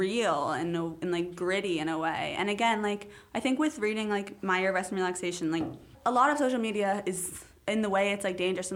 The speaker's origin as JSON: {"language": "English", "town": "New York City", "region": "New York", "country": "United States", "tie": "born or raised there", "also_born_or_lived": "Chicago / Mexico City", "said": "because I've grown up here, because I've lived almost 15 out of 16 of my years, like, alive here."}